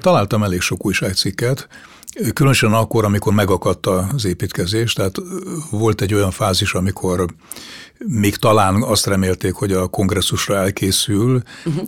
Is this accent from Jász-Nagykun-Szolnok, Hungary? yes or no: no; Budapest, Hungary; a déli pályadvar közelében a budai oldalon nőttem föl